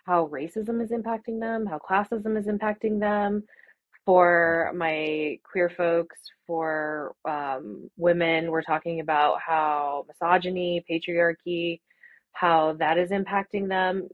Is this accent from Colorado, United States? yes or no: yes; Arvada, Colorado, United States; I grew up in Arvada and, you know, in Colorado